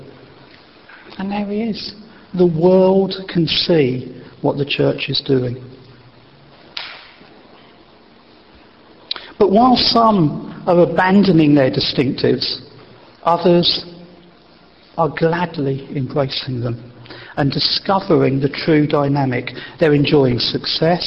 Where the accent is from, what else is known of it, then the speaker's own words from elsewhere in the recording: Wessex, South West England, United Kingdom; where I was born in Wessex